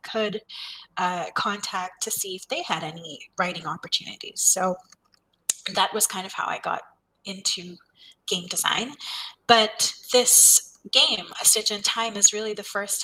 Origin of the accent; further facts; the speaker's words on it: India; moved away as an adult; I grew up in India